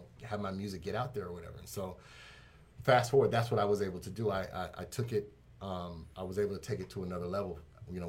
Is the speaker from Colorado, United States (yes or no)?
yes; Denver, Colorado, United States; moved away as an adult; also born or lived in Hampton, Virginia; Born and raised in Denver